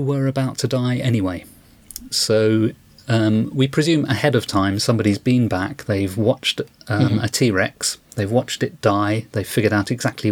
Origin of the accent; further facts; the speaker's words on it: United Kingdom; accent: British; people may have guessed from my accent that I'm British.